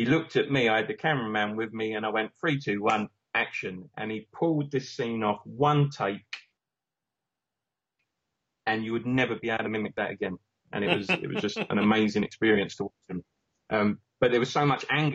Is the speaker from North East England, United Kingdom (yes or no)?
no; Romford, London, United Kingdom; my hometown, Romford